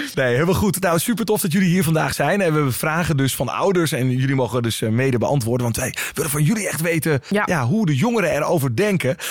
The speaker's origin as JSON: {"language": "Dutch", "region": "eastern Netherlands", "country": "Netherlands", "said": "ik kom uit het oosten van Nederland"}